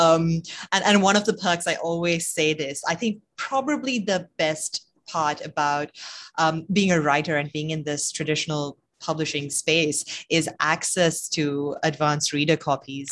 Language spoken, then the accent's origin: English; Sri Lanka; moved away as an adult; also born or lived in United Kingdom; I grew up in Sri Lanka and then, you know, took off around the same time Amaya left Sri Lanka, actually, so for university